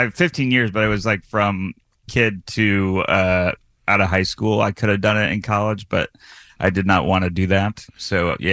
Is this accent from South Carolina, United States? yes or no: no; Syracuse, New York, United States; also born or lived in Astoria, Queens, New York City; now in New York City, United States; I'm from Syracuse, but I live in New York City now.